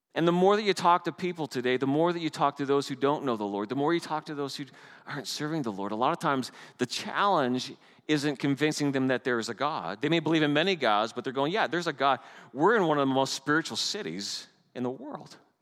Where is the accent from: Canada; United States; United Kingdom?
Canada; moved away; I'm Canadian. And everyone smiles when I tell them I'm Canadian